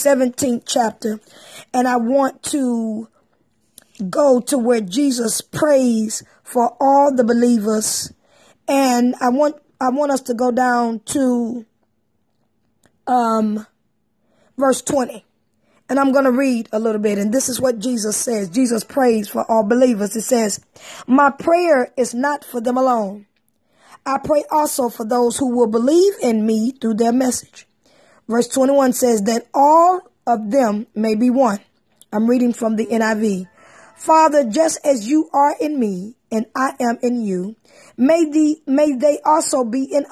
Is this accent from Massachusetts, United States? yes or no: no; Texas, United States; I'm from Texas